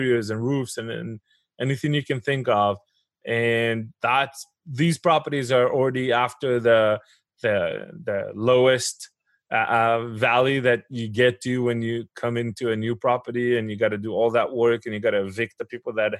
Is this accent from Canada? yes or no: no; Israel; moved away as an adult; now in United States; But I grew up in Israel. I went to the military over there. I did my engineering school over there. And I relocated to the United States in 2007.